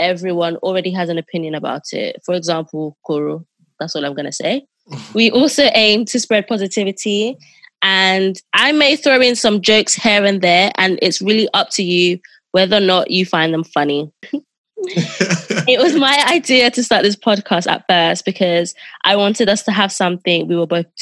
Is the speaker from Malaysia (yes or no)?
no; Nigeria; I'm from Nigeria